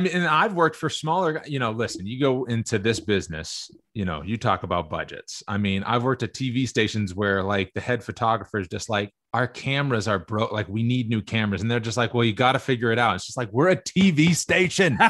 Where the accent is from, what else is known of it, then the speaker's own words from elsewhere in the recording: Cape Cod, Massachusetts, United States; I'm from Cape Cod. Cape Cod guy, you know, it was Boston versus New York, everything